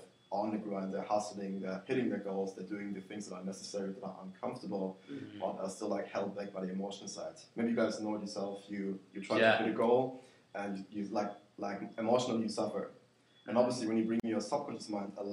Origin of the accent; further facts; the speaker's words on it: Germany; now in Perth, Australia; based in Perth, born and raised in Germany